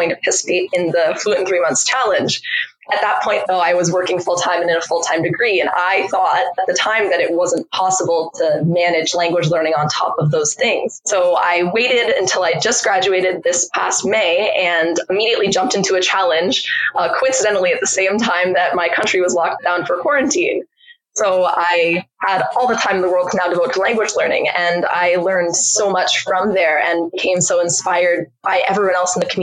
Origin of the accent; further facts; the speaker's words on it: Canada; I'm Canadian. Therefore, I grew up learning French in school